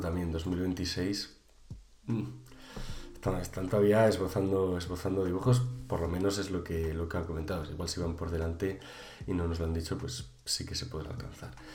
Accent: Valladolid, Castile and León, Spain; yo que soy de Valladolid

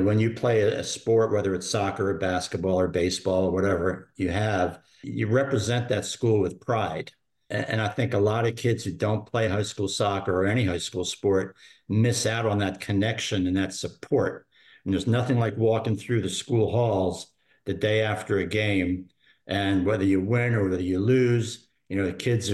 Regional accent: Philadelphia, Pennsylvania, United States; also born or lived in Germany; I was raised in Philadelphia, which was, a big city at the time.

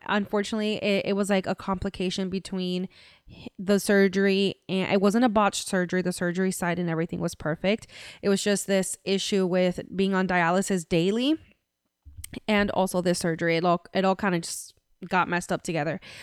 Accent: Central Florida, United States; we're from Central Florida. We live in Central Florida

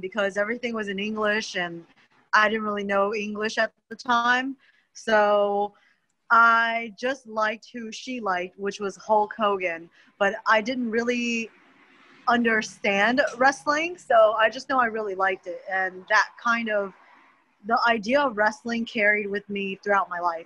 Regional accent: United States; being Asian American

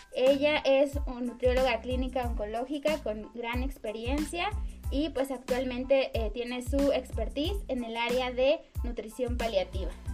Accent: Mexico; como mexicanos

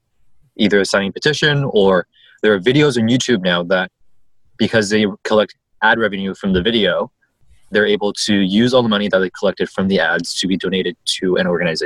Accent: Hong Kong; moved away

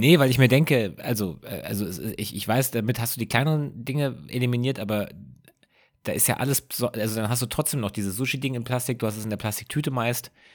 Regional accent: Rhenish Hesse, Rhineland-Palatinate, Germany; bei uns zu Hause in Rheinhesse

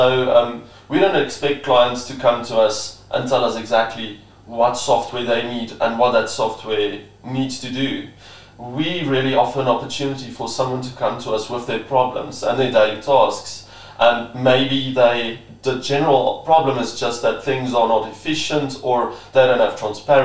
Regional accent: Bloemfontein, Free State, South Africa; Was born and raised in Bloemfontein

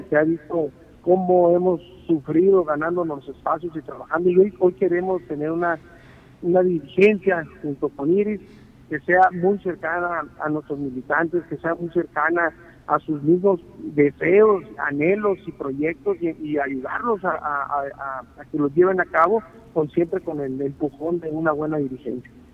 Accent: Navojoa, Sonora, Mexico; now in Hermosillo, Mexico; yo soy originario de Navojoa, Sonora

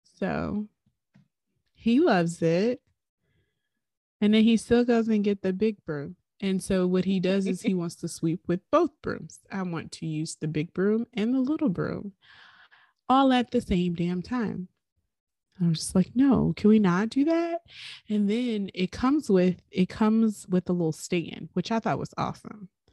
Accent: Highland Park, United States; growing up in Highland Park on Carolina Avenue

